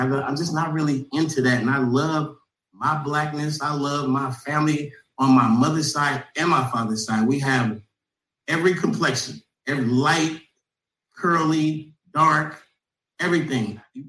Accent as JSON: {"language": "English", "area": "the Bay Area", "region": "California", "country": "United States", "tie": "born or raised there", "said": "I am from the Bay Area. I come up in the Bay"}